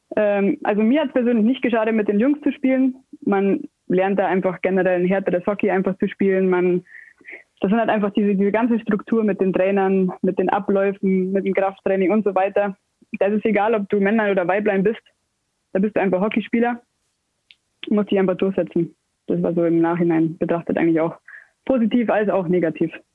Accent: Ingolstadt, Bavaria, Germany; bin gebürtig aus Ingolstadt, wohne hier schon immer, spiele schon immer hier

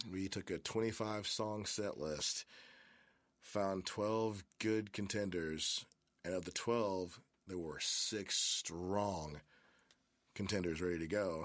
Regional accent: Memphis, Tennessee, United States; also born or lived in Germantown, Tennessee; born and raised in Memphis. I was born in Baptist Hospital

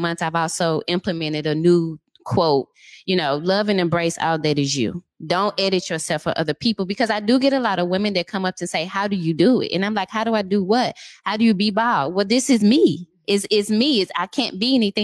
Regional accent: St. Louis, Missouri, United States; moved away as an adult; also born or lived in Dallas, United States; now in Seattle, United States; I'm from St. Louis. I moved to Dallas. I stayed from Dallas for 10 years. And then last March, I actually moved to Seattle.

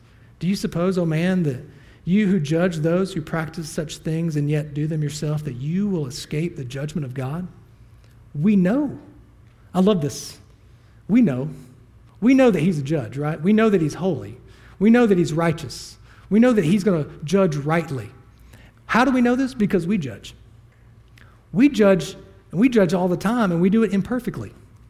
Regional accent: the Bible Belt, United States; I was raised in the Bible Belt. I can throw a rock and hit three churches at the same time.

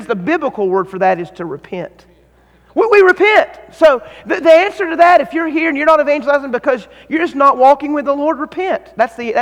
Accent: North Carolina, United States; I'm from North Carolina

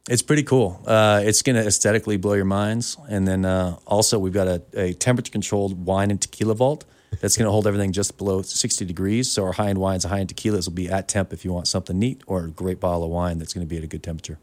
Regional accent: Oregon, United States; also born or lived in San Diego; now in Montana, United States; I'm from Oregon originally, so I love the mountains.

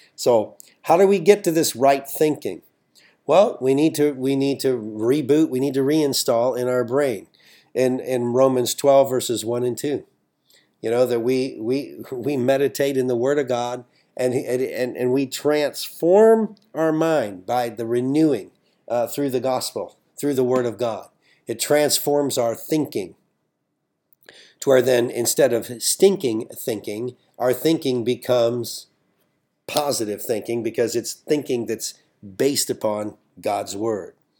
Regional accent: United States; I'm an American

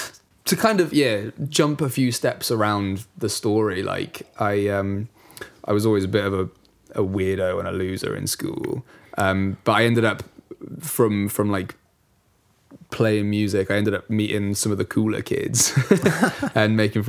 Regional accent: Bath, South West England, United Kingdom; moved away as an adult; now in Cardiff, United Kingdom; So I'm from Bath, darling. From Bath. I'm from the part of Bath that says Bath. And I came to Cardiff for uni 10 years ago

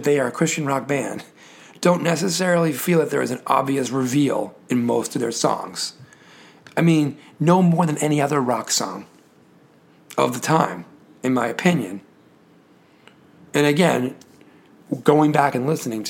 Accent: Northeast, United States; as Catholics growing up in the Northeast

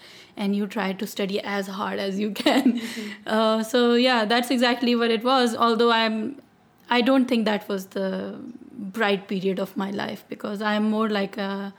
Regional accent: Lahore, Punjab, Pakistan; now in Seattle, United States; I grew up in Pakistan. I've spent most of the time in Lahore.

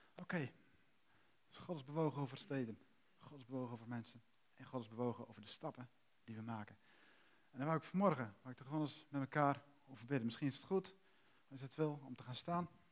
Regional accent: Netherlands; We zijn Nederlanders

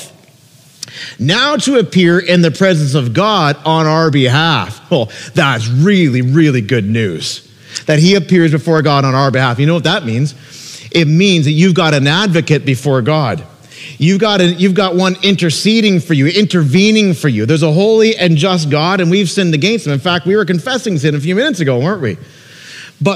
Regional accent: Peterborough, Ontario, Canada; moved away as an adult; now in Niagara, Canada; Peterborough, Ontario, my hometown

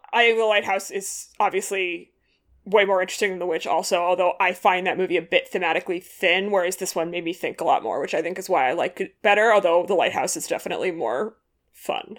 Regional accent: Massachusetts, United States; I'm from Massachusetts

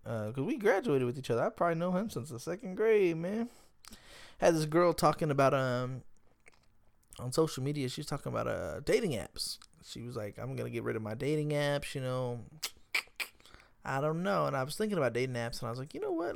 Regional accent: Smithville, Texas, United States; I'm from Smithville, Texas, man. Smithville, Texas, man. We have about thirty-five hundred people in the whole town.

